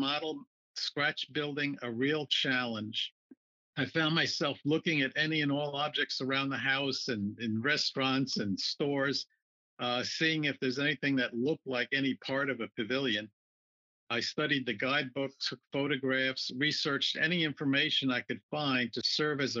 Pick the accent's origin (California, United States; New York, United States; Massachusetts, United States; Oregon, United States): New York, United States; Long Island; I grew up and lived on Long Island, just about 15 minutes away